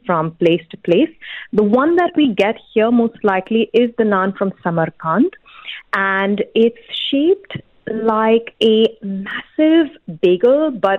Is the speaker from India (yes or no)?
yes; India; now in United Arab Emirates; I'm originally from India